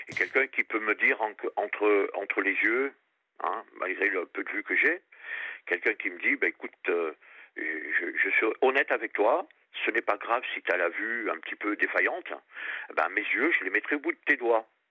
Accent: Réunion; also born or lived in Périgord; now in France; je suis du Périgord et j'ai passé toute mon enfance à La Réunion.

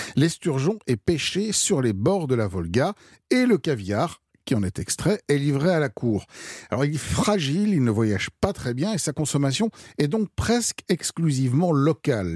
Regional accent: France; chez nous en France

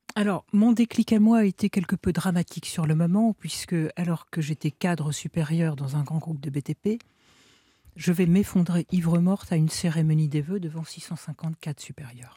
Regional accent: northern France, France; Donc moi, à 13-14 ans, bah, je viens du nord de la France.

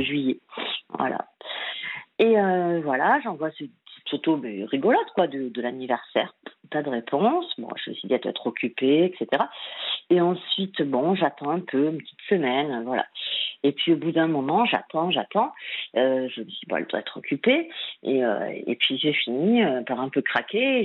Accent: Lot, Occitania, France; je suis originaire du Lot et là je suis à Biarritz

